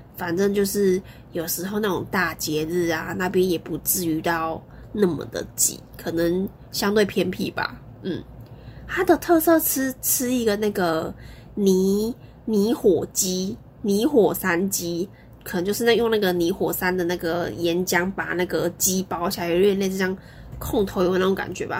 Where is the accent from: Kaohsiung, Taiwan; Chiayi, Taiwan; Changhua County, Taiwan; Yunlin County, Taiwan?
Kaohsiung, Taiwan; 我以前还是住在古山区，我居然不知道这个地方。我在那边长大的耶